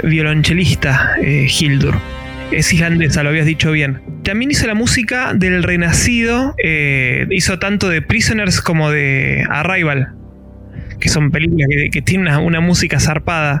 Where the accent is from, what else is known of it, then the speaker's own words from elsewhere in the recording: Mar del Plata, Buenos Aires Province, Argentina; provincia de Buenos Aires, en la costa